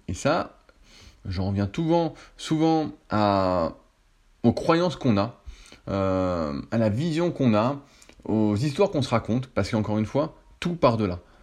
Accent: France; en tant que Français

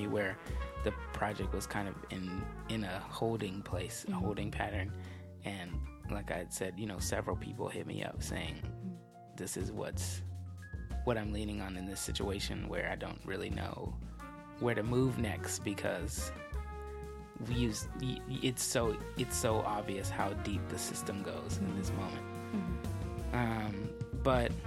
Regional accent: Berkeley, California, United States; growing up in the Bay Area

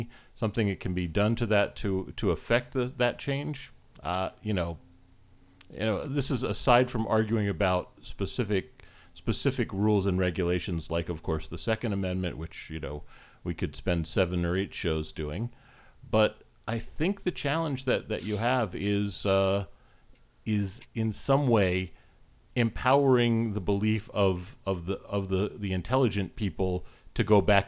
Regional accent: United States; now in Canada; I was born and raised in the US

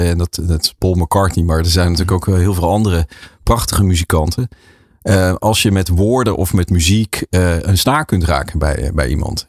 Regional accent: Leersum, Utrecht, Netherlands; in Leersum, waar ik ben geboren en getogen

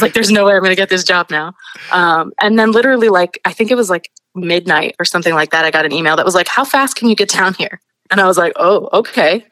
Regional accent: New York City, New York, United States; I'm from Queens. I, I grew up in Astoria.

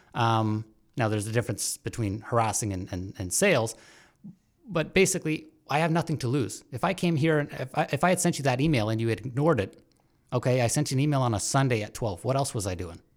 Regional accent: Brampton, Ontario, Canada; now in Hamilton, Canada; I grew up in Brampton for the longest time

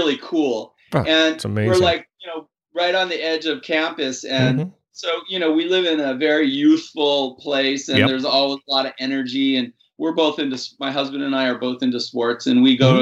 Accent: Hawaii, United States; moved away as an adult; also born or lived in San Francisco / New Mexico; now in Berkeley, United States; I'm from Hawaii, and I born and raised

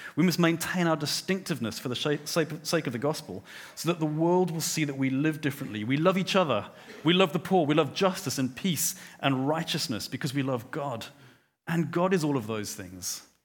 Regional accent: Johannesburg, Gauteng, South Africa; I grew up in Johannesburg

